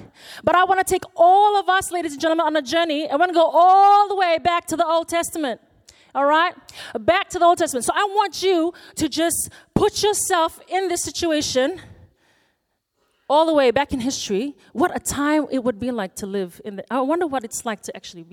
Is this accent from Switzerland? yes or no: no; Fiji; moved away; I am born and raised in Fiji